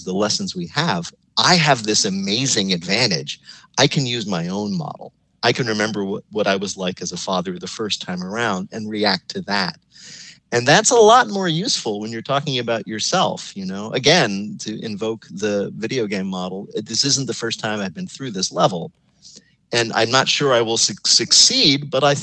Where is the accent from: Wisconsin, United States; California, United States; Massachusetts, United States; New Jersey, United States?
New Jersey, United States; suburban; moved away; I grew up in suburban New Jersey